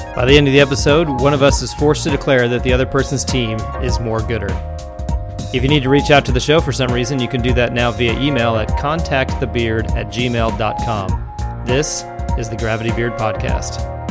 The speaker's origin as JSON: {"language": "English", "town": "Milwaukee", "region": "Wisconsin", "country": "United States", "said": "I'm from Milwaukee, but grew up a Cowboys fan"}